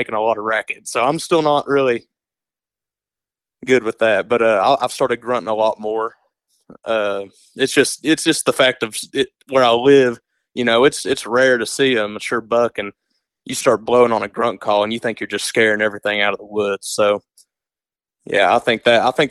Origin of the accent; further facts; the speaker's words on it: East Tennessee, United States; growing up here in East Tennessee